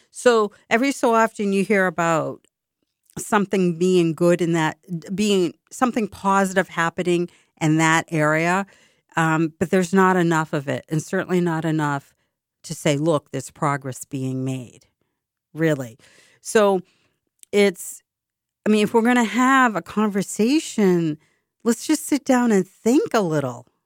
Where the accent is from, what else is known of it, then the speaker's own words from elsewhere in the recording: Boston, Massachusetts, United States; it's very expensive to live in my hometown. I love my hometown dearly.